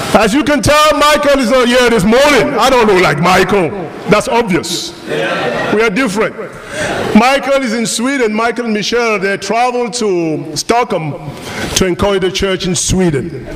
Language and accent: English; Cameroon; first language French; English is a second language; moved away; also born or lived in France / United States; I was born in Africa. I was born in Cameroon uh, 47 years ago